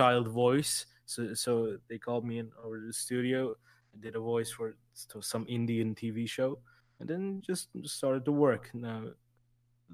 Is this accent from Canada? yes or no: no; Istanbul, Turkey; English is a second language; I'm from a little-known country called Turkey